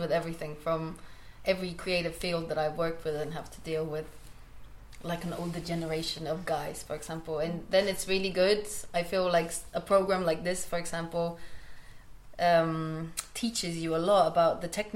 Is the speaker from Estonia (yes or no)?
yes; Estonia; now in Berlin, Germany; I'm from Estonia originally, living in Berlin right now.